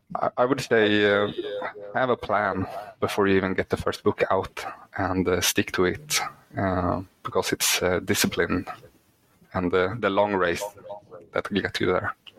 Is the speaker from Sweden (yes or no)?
yes; Sweden; English is a second language; English is not my first language, uh, mm-hmm. since I'm Swedish.